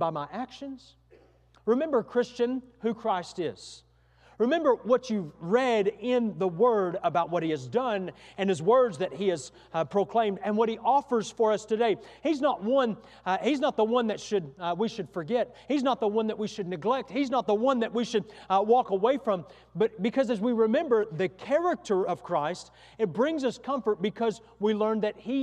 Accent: near Waco, Texas, United States; not far from my hometown where we grew up, about 45 minutes or an hour's drive

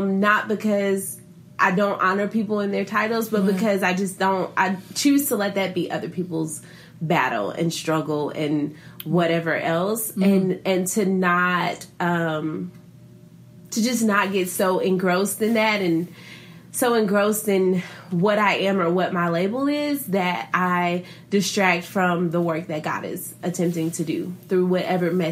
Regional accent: Mississippi, United States; I am from Mississippi, born and raised

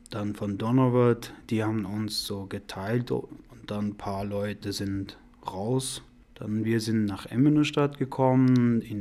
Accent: Afghanistan; also born or lived in Iran; now in Germany; Ich komme aus Afghanistan. Ich war im Iran.

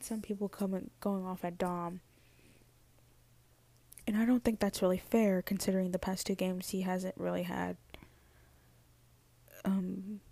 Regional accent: United States; accent: American; my little American accent.

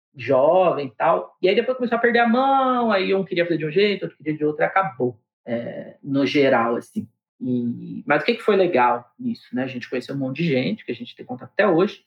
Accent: Diadema, São Paulo, Brazil

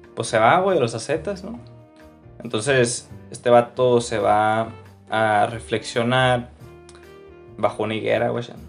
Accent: Mexico; nací en México, güey, familia católica y todo este pedo.

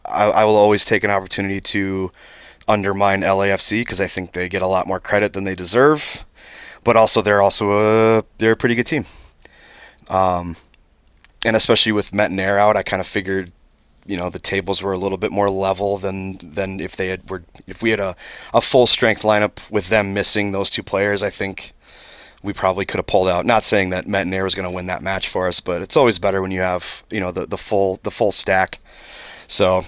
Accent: Colorado, United States; I'm from Colorado

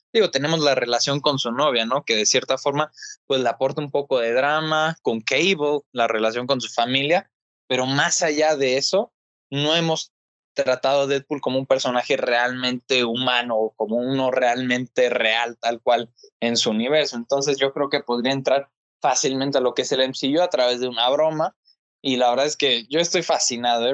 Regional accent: Mexico; como mexicanos pues tengamos una representación

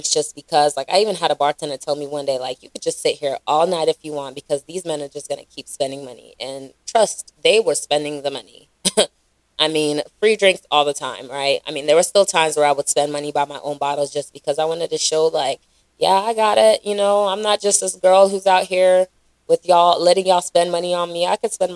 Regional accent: Raleigh, North Carolina, United States; also born or lived in Charlotte; Growing up in Raleigh, I didn't really go out or spend a lot of time in the Nigerian scene

